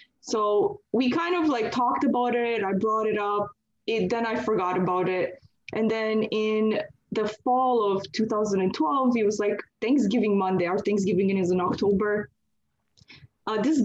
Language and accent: English; Canada; I'm from Canada, actually, so I'm not from the U.S.